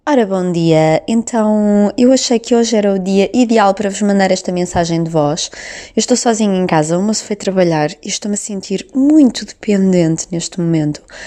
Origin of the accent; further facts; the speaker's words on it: the North, Northern Portugal, Portugal; accent: Norte; por eu falar com o sotaque do Norte